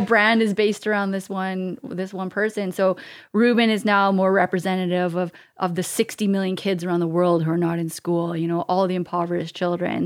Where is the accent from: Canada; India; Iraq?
Canada; as a Canadian. We have a passport